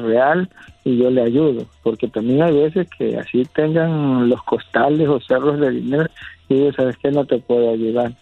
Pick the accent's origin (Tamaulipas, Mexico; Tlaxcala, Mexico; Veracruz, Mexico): Veracruz, Mexico; San Andrés Tuxtla; nosotros somos de San Andrés de los Tuxlas, San Andrés de los Tuxtlas, aquí en Catemaco, Veracruz.